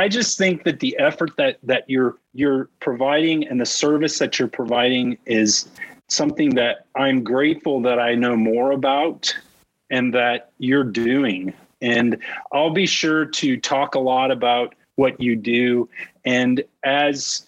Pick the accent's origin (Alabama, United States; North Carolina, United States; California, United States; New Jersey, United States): California, United States; Cupertino; moved away as an adult; also born or lived in Maryland; I was born and raised in Cupertino. Los Gatos was my backyard.